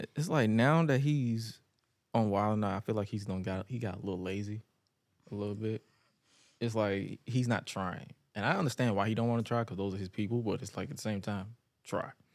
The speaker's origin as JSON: {"language": "English", "town": "Atlanta", "region": "Georgia", "country": "United States", "tie": "born or raised there", "said": "I was raised in the west side, so I'm all over Atlanta"}